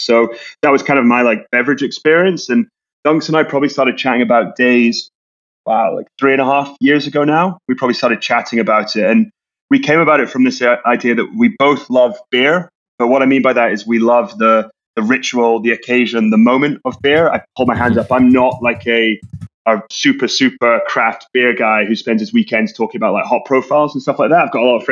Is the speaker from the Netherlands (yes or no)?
no; Scotland, United Kingdom; We grew up together in Scotland